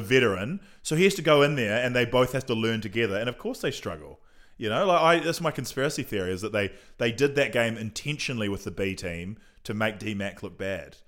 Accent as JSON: {"language": "English", "region": "Nelson", "country": "New Zealand", "tie": "born or raised there", "moved": "as an adult", "lives_now": "Auckland, New Zealand", "said": "I was born in Nelson."}